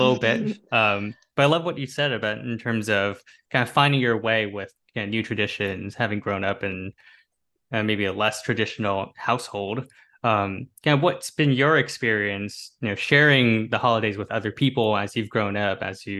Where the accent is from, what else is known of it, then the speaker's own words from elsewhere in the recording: Bay Area, California, United States; moved away as an adult; also born or lived in East Coast; I grew up in the Bay Area, I grew up in California